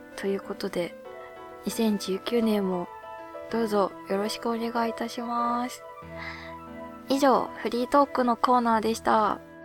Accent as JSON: {"language": "Japanese", "region": "Hokkaido", "country": "Japan", "tie": "born or raised there", "moved": "yes", "lives_now": "Tokyo, Japan"}